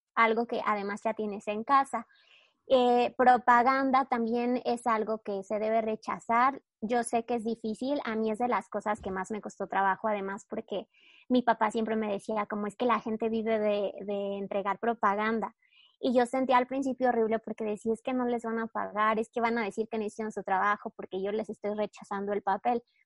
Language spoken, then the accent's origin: Spanish; Mexico